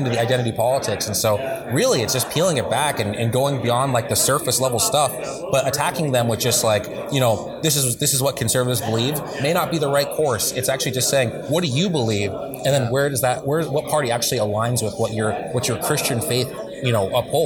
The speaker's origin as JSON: {"language": "English", "region": "Montana", "country": "United States", "moved": "as an adult", "lives_now": "Washington, D.C., United States", "said": "I'm a Montanan"}